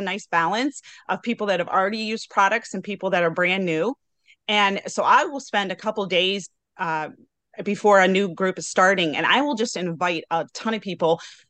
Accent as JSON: {"language": "English", "town": "Broadview Heights", "region": "Ohio", "country": "United States", "said": "I'm from Broadview Heights, Ohio, which is near Cleveland."}